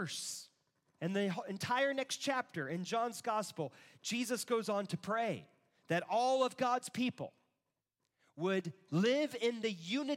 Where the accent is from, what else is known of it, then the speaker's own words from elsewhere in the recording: United States; I'm an American, not because I'm a Christian